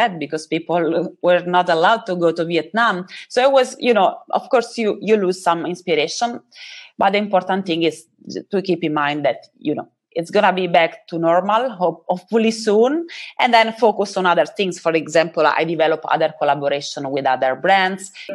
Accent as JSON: {"language": "English", "country": "Italy", "said": "I'm from Italia"}